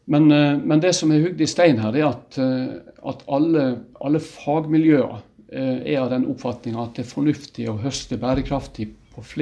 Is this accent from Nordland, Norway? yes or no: no; Ålesund, Møre og Romsdal, Norway; moved away; Så kan du si at jeg kommer jo sjøl fra fiskebåten før jeg flytta fra Ålesund i, for eh, veldig lenge siden.